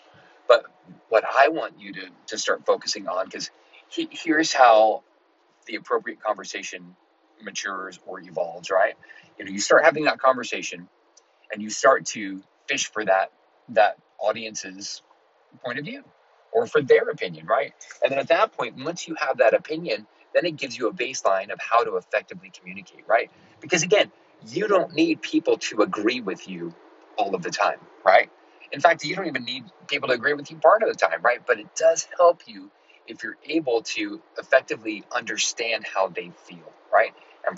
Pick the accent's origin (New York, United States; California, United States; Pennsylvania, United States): California, United States; Los Angeles; I grew up in Los Angeles. I just came out here from Los Angeles, and it's a little more of a blue area